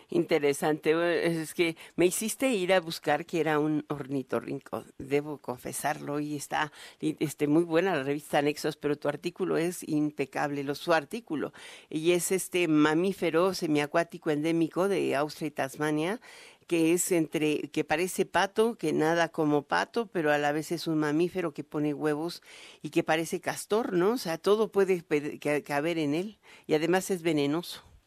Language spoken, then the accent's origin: Spanish; Mexico; nuestro sesgo como sociedad, como mexicanos